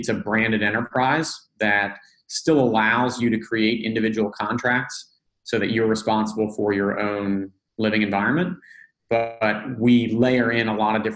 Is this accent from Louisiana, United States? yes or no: yes; New Orleans, Louisiana, United States; moved away as an adult; also born or lived in Northeast United States; now in Atlanta, United States; I grew up in New Orleans, actually. So I lived there until